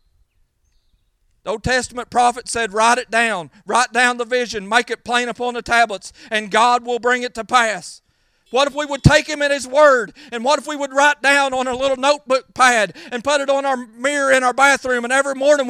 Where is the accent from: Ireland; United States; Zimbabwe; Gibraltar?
United States; I love being American